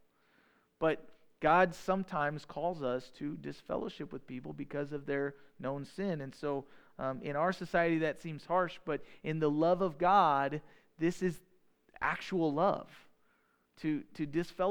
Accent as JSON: {"language": "English", "country": "United States", "said": "We're the American people. We're in the United States"}